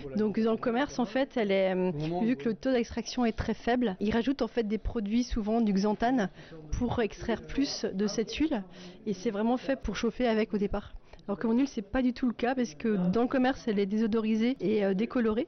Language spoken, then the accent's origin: French; Munster valley, Soultzeren, Grand Est, France; moi, je viens, de, je viens de la vallée de Munster, je viens de Souzarène.